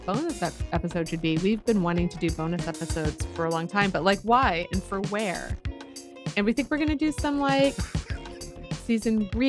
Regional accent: Tacoma, Washington, United States; I don't know, like I'm actually like from Tacoma.

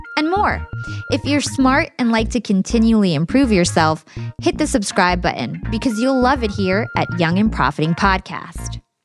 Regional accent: United States; growing up in America

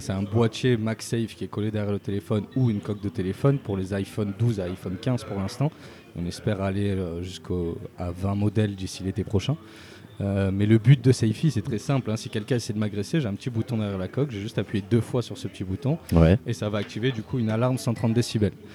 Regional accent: Marseille, Provence-Alpes-Côte d'Azur, France; j'ai grandi à Marseille une bonne partie de ma vie, pendant toute mon adolescence

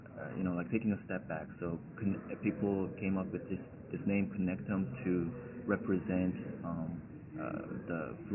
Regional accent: Madison, Wisconsin, United States; I'm from Madison, Wisconsin in the United States.

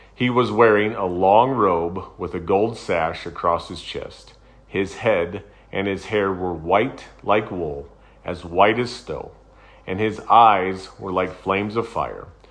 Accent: United States; I'm a Christian. I'm an American.

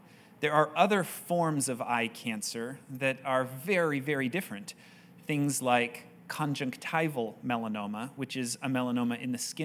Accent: Cleveland, Ohio, United States; I grew up mostly in Cleveland, Ohio, while my father was researching at the Cleveland Clinic in Ohio

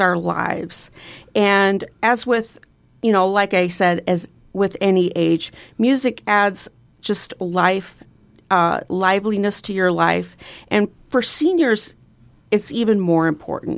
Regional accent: Bellevue, Nebraska, United States; proud to have grown up in Bellevue

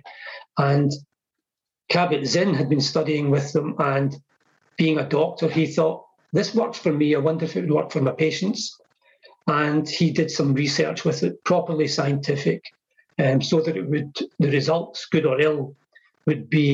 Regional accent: Scotland, United Kingdom; born or raised there

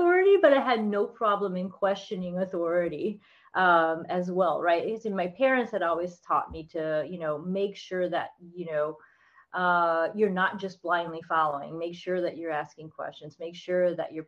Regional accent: South Florida, United States; also born or lived in Texas / Orlando, Florida; I grew up in South Florida. Yes, I'm in Orlando now

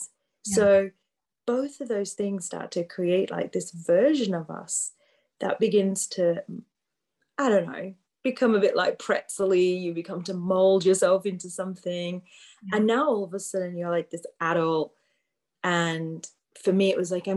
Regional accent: Yorkshire and the Humber, United Kingdom; I grew up in the UK, like you said, born and bred in Yorkshire

